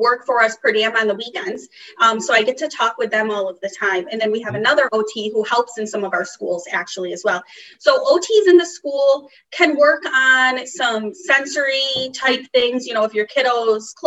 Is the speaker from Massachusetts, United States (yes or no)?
yes; Massachusetts, United States; I grew up in Massachusetts. I still live in Massachusetts.